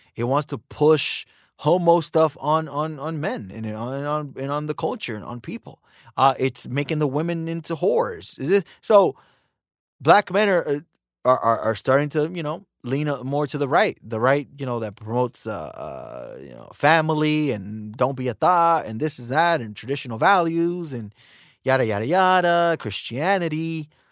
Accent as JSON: {"language": "English", "country": "United States", "tie": "born or raised there", "said": "I was born in America"}